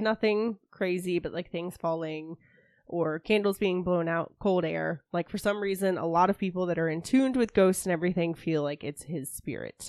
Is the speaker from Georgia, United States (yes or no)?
yes; Georgia, United States; I'm from Georgia.